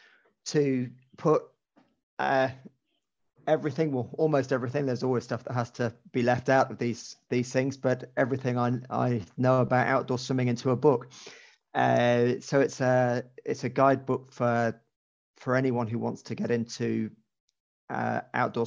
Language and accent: English; Cheltenham, South West England, United Kingdom; I grew up in Cheltenham